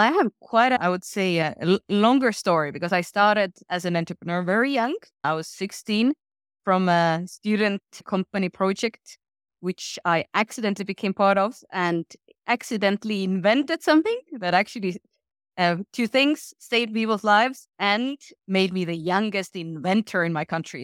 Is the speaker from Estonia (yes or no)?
yes; Estonia; I come from Estonia, which today is the most digital country in the world. When I was sixteen, it was a very different place.